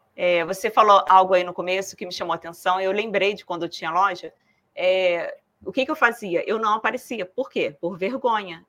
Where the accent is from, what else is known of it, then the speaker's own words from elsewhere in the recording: Rio de Janeiro, Brazil; now in southern Brazil; eu sou carioca, agora moro no sul.